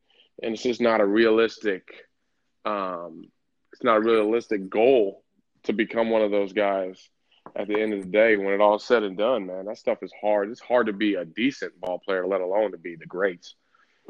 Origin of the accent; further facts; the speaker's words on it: Southern California, United States; I'm from Southern California